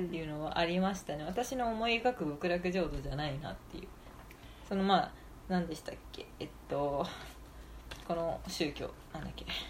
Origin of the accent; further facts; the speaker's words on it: Japan; 日本で生まれ育ったね